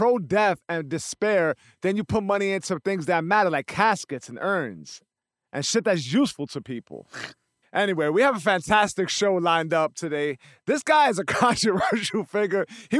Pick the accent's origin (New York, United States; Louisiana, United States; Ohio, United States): New York, United States; Why is that? Because I'm a New Yorker?